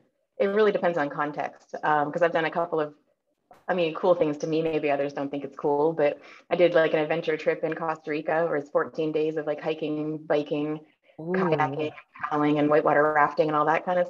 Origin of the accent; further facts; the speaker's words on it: small town north of Toronto, Ontario, Canada; I'm from a small town north of Toronto, Ontario, Canada.